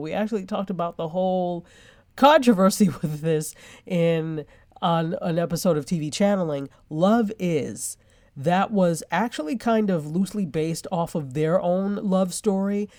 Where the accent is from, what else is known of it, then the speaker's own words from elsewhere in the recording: New York, United States; I love New York. I'm a New Yorker